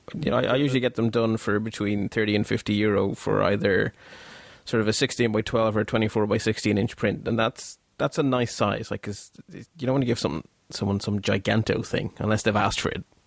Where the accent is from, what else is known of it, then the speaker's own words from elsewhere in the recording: Belgium; now in Ireland; although I live in Ireland and have lived here for a very long time, as you can tell by the accent, I'm not actually from Ireland, I'm actually from Belgium